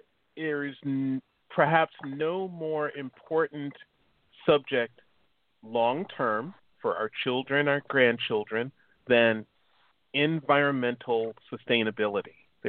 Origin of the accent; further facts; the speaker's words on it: Chicago, Illinois, United States; now in California, United States; I'm originally from Chicago. And so being from the Midwest